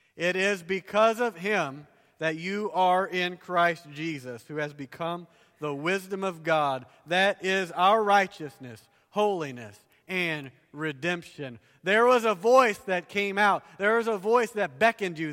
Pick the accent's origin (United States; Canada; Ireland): United States; the South; accent: southern; moved away; I grew up down south, if you can't tell by my accent